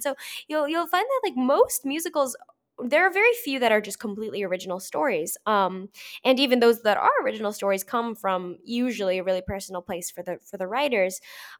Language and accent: English; St. Louis, Missouri, United States; I grew up in St. Louis, Missouri, and it came around – it came to the Fox Theater, and so I went to see it.